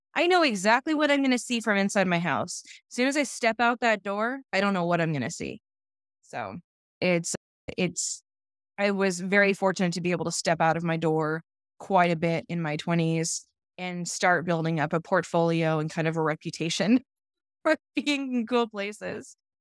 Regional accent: California, United States; also born or lived in Ohio; I was born and raised in California

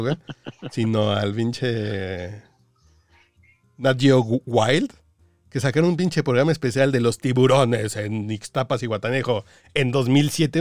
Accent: Mexico; also born or lived in Cancún; yo que soy mexicano

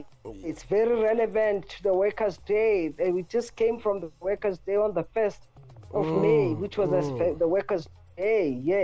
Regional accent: Soweto, Gauteng, South Africa; Yes, that's where I come from. You know, I was born and bred in Orlando East.

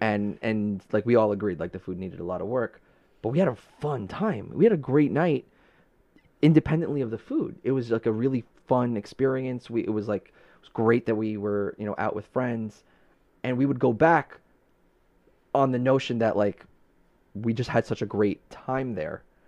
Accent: New York City, New York, United States; now in Long Island, United States; growing up in Brooklyn

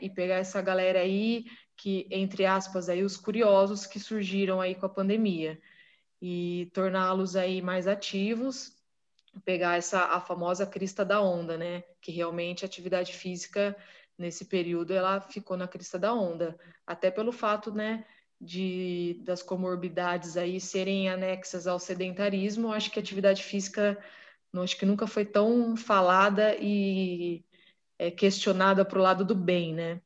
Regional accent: Marília, São Paulo, Brazil; nós somos de Marília

